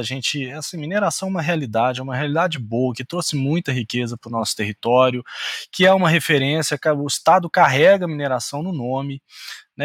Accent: Minas Gerais, Brazil; como bom mineiro

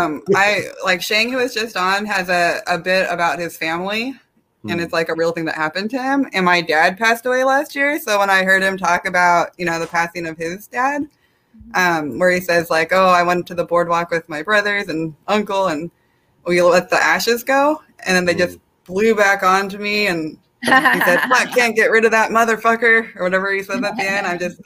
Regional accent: South Korea; I'm from Korea and I'm adopted, and I just don't agree with that.

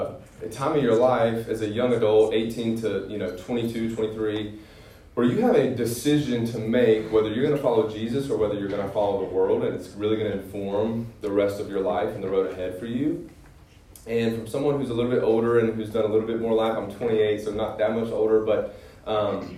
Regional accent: Greenville, South Carolina, United States; I'm from Greenville. I went to Clemson.

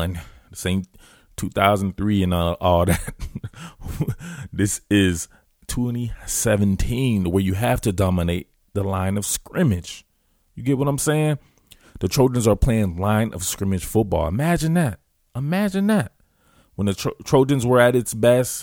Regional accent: the South, United States; I'm from the South

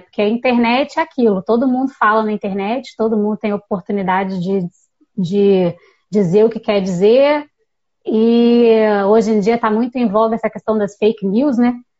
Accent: Volta Redonda, Rio de Janeiro, Brazil; also born or lived in Viçosa, Minas Gerais; Eu sou de Volta Redonda, no sul do estado do Rio

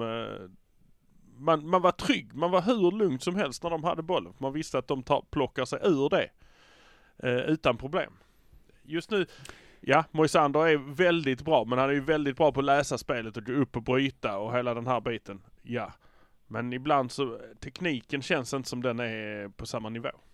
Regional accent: Malmö, Skåne, Sweden; vi är från Malmö

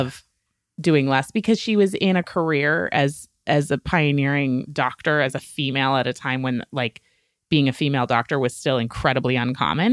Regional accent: New England, United States; I was raised in New England. I am, like, a small town, puritanical work ethic kind of girl.

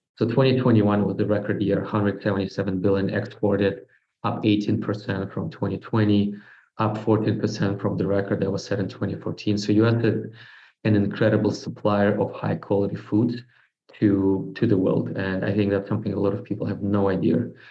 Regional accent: Moscow, Russia; moved away; born and raised in Russia, grew up in Moscow

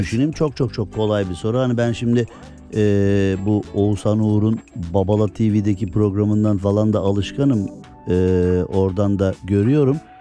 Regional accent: Erzincan, Turkey; ben Erzincanlıyım

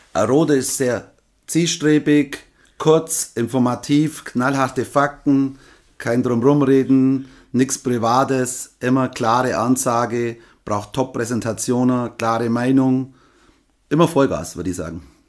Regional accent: Nördlingen, Bavaria, Germany; Nördlingen, Deutschland, Bayern, Schwaben, Donauries, Nördlingen

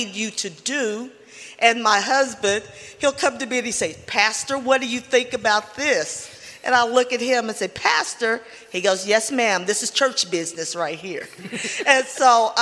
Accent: Arkansas, United States; moved away as an adult; now in Oregon, United States; where I come from, I'm from Arkansas

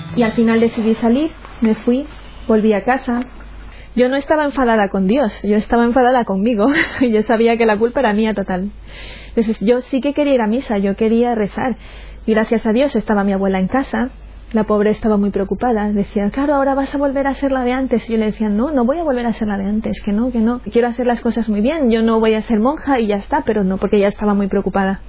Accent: Chone, Manabí, Ecuador; moved away; also born or lived in Portoviejo, Ecuador; aunque yo nací en Puerto Viejo, luego cuando mis padres se separaron nos fuimos a vivir a Chone

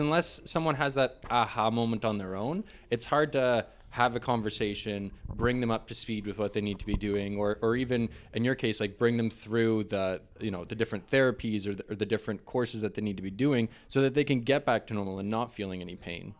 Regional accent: St. Catharines, Ontario, Canada; also born or lived in Toronto; I grew up in Niagara, Saint Catharines. I was Saint Catharines born.

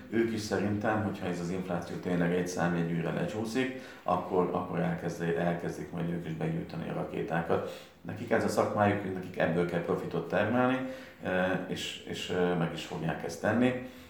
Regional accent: Canada; now in Miskolc, Hungary; Én kint születtem Kanadában

